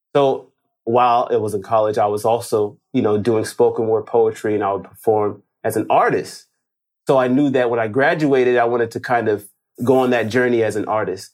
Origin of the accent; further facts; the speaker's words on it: Los Angeles, California, United States; I'm from Los Angeles, as you, you, you mentioned, from L A.